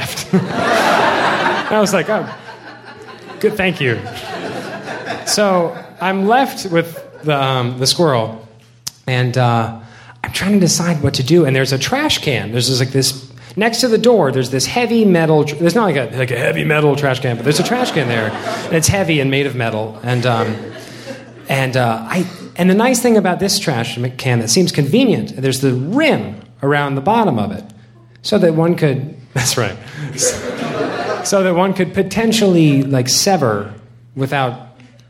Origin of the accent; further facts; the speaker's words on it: the South, United States; moved away as an adult; also born or lived in Illinois; I'm from the South